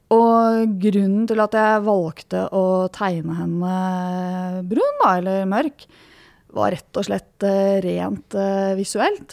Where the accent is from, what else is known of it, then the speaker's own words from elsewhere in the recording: Norway; jeg vokste opp på Rykken